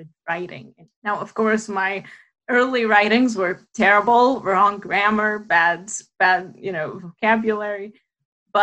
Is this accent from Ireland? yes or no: no; Damascus, Damascus Governorate, Syria; moved away; I was born in Damascus, Syria, to my parents who are also Palestinian